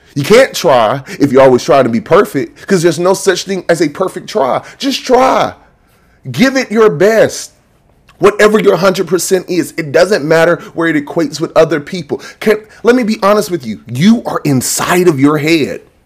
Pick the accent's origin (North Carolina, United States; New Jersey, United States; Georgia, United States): Georgia, United States; Macon; I'm from Macon